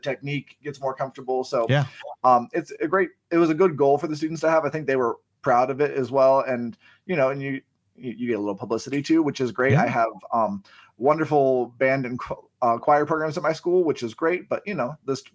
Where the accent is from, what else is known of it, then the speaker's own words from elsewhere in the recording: Youngstown, Ohio, United States; moved away as an adult; also born or lived in Boardman, Ohio; now in South Carolina, United States; I grew up in the Youngstown area